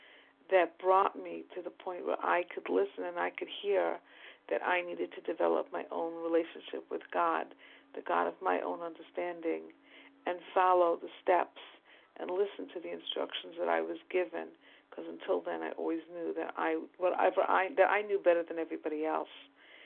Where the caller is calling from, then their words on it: New York, United States; from New York.